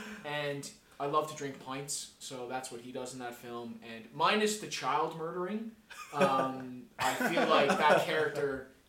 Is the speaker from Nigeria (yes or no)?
no; Canada; I'm not from Dublin. I'm Canadian, but my parents are both Irish, so, you know, a little bit of lead there.